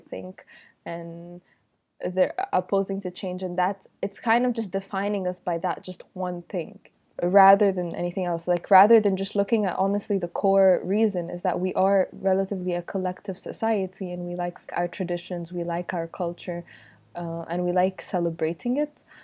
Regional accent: Egypt; also born or lived in Abu Dhabi / Europe; I'm from Egypt, and I'm currently living and working in Egypt

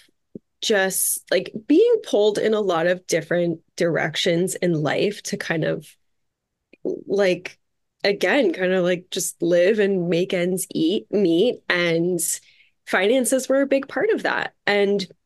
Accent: Red Bank, New Jersey, United States; we were having dinner in Red Bank, New Jersey. That's where I'm from

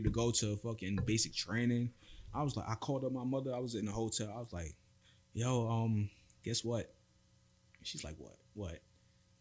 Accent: New York City, New York, United States; moved away as an adult; also born or lived in Brooklyn, New York; now in Los Angeles, United States; grew up in the Bronx. I was born in Brooklyn. Grew up in the Bronx

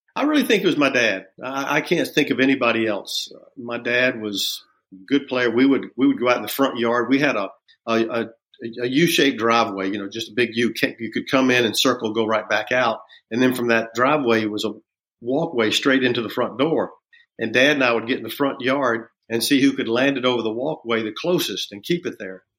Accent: Augusta, Georgia, United States; growing up in Augusta

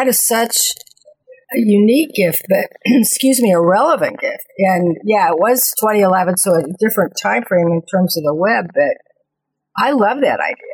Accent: Kansas City, United States; I'm from Kansas City, went to Mizzou

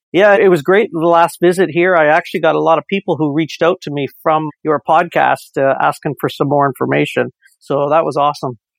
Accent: Windsor, Ontario, Canada; I am from Windsor, Ontario

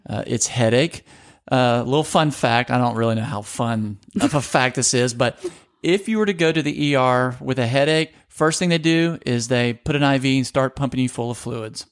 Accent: Louisiana, United States; I grew up in Louisiana

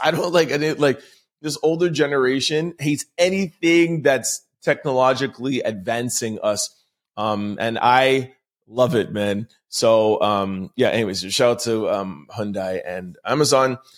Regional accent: Montreal, Quebec, Canada; I am from Montreal, uh, born and raised in Montreal

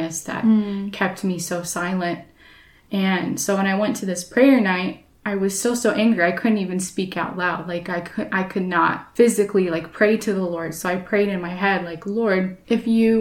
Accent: Portland, United States; I grew up at church in Philadelphia, at Philadelphia Church in Portland

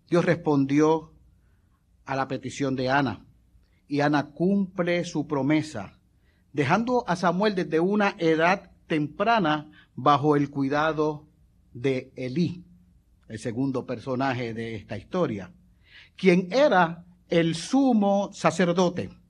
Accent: Puerto Rico; yo me crié en el residencial, yo eh, me crié en Virgilio Dávila, y en el edificio donde nosotros vivíamos, al frente no había otros edificios, había un parque de pelota

